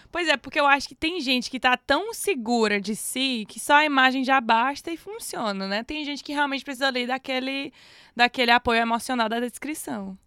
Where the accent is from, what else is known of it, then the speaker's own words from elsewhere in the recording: Ceará, Brazil; now in Portugal; você vem do Ceará que é onde tem lá na descrição de onde eu venho